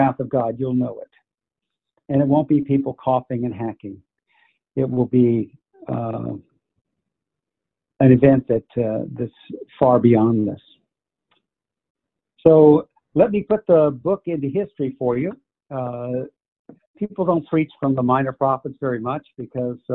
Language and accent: English; Florida, United States; I grew up in Florida